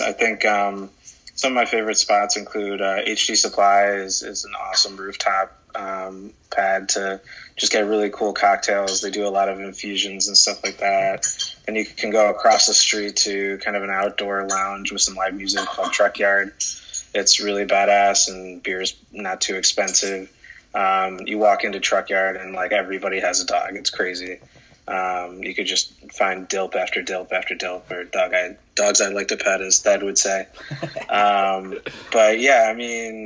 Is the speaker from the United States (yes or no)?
yes; Detroit, Michigan, United States; moved away as an adult; also born or lived in Japan; now in Dallas, United States; I was born and raised in Detroit, Michigan. Lived there most of my life